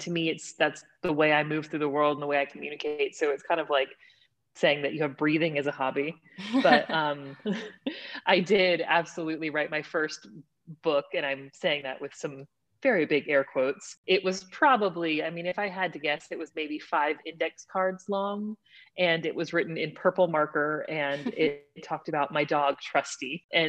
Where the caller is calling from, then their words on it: Texas, United States; I'm joining you from East Texas. It is a thriving metropolis of a city that just now got a flashing red light. So it's a tiny, tiny little city about 2 hours east of Dallas.